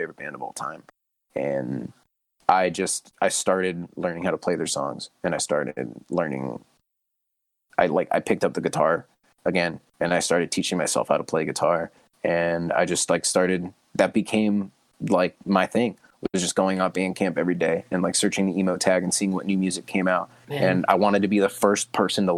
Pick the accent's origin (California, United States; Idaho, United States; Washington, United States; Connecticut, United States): California, United States; Fresno; my hometown